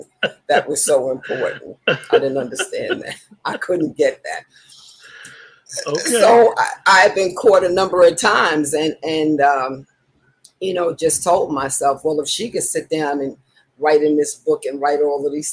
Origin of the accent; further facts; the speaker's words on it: New York City, New York, United States; now in St. Petersburg, United States; Originally, I'm from Harlem.